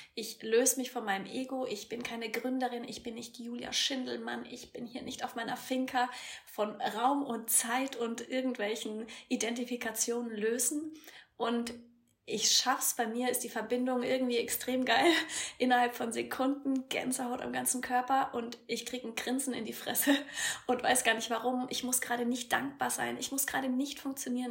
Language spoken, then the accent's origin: German; Eibelstadt, Bavaria, Germany; In meinem süßen äh, Ort, wo ich herkomme, Eibelstadt bei Würzburg, 3000 Einwohner